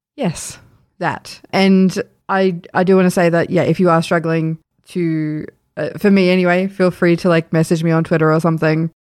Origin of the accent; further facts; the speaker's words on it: Sydney, New South Wales, Australia; moved away; we're from Sydney and we know, like, our families are in New South Wales